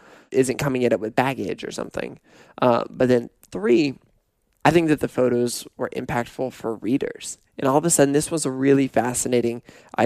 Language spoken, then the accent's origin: English; Pullman, Washington, United States; moved away; also born or lived in Portland; growing up in Pullman